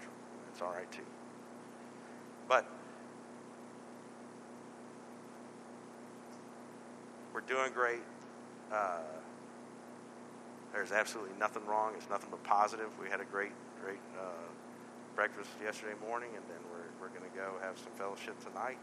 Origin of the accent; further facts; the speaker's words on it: Texas, United States; moved away; This church is the only reason why we stayed in this part of the world. We're both from Texas